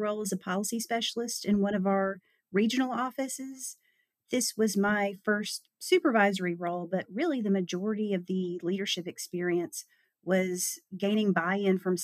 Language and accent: English; St. Simons Island, Georgia, United States; I am originally from St. Simons Island, Georgia